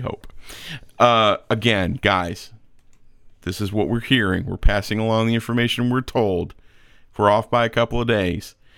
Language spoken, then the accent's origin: English; Atlanta, Georgia, United States; I'm from Atlanta